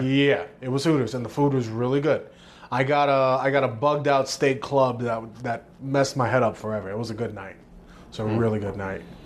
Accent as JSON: {"language": "English", "town": "New York City", "region": "New York", "country": "United States", "tie": "born or raised there", "said": "five, six years old, me and my mom, we moved from East New York, from my dad to Bushwick"}